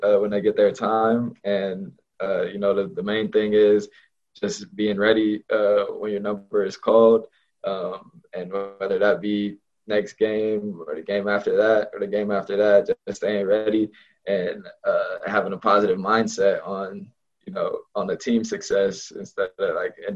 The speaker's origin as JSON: {"language": "English", "region": "Southern California", "country": "United States", "moved": "as an adult", "lives_now": "Corvallis, United States", "said": "I'm from Southern California"}